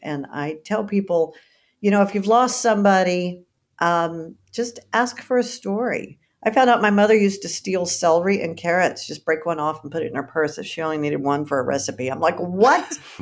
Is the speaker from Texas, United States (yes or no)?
yes; Texas, United States; I'm from Texas